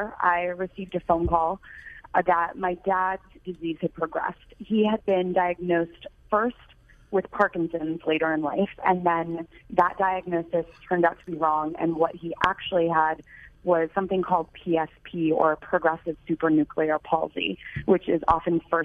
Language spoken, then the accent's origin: English; New York, United States; moved away as an adult; also born or lived in Michigan; I grew up in New York and first went to the Midwest to attend the University of Michigan